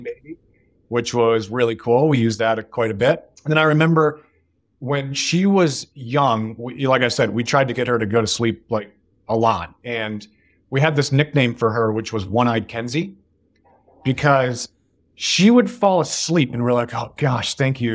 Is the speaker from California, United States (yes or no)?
no; Northville, Michigan, United States; moved away as an adult; also born or lived in Chicago; now in Bay Area, United States; I grew up in a town outside of Detroit called Northville